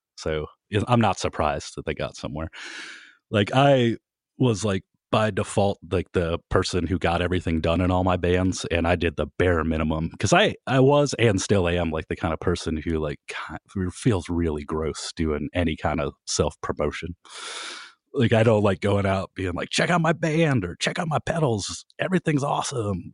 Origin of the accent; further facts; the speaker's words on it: Kent, Ohio, United States; I was from Kent